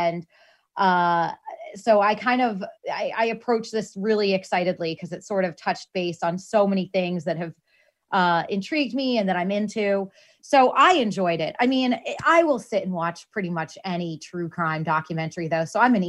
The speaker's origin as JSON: {"language": "English", "town": "Boston", "region": "Massachusetts", "country": "United States", "tie": "born or raised there", "said": "Growing up in Boston"}